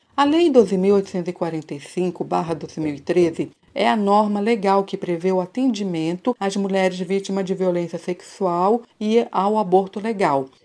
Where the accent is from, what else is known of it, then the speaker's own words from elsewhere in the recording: São Miguel Paulista, São Paulo, Brazil; eu sou de São Miguel Paulista